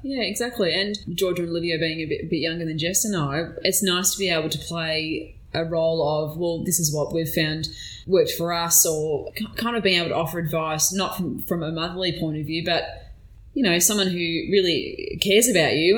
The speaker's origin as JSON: {"language": "English", "town": "Melbourne", "region": "Victoria", "country": "Australia", "tie": "born or raised there", "also_born_or_lived": "Yarra Valley", "said": "I grew up in Bayside in Melbourne. Mm-hmm. So um, we moved around quite a bit growing up. So we'd either be Brighton or Hampton or Beaumaris."}